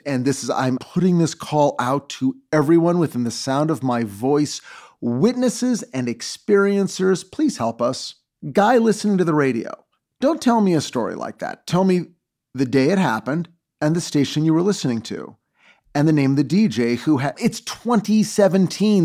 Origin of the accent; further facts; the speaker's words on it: Los Angeles, California, United States; I'm from Los Angeles. I was born here. I live here.